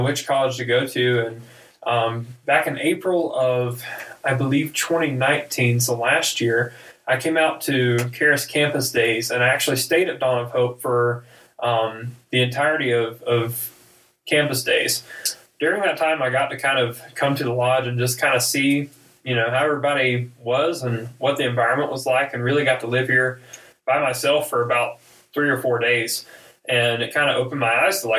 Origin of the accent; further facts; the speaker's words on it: North Carolina, United States; accent: southern; moved away as an adult; I'm originally from North Carolina, born and raised.